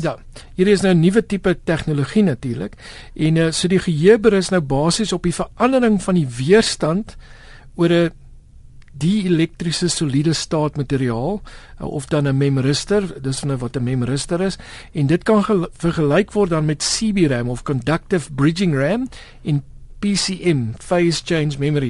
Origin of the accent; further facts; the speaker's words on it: Western Cape, South Africa; Ek het groot geword onder in die Weskaap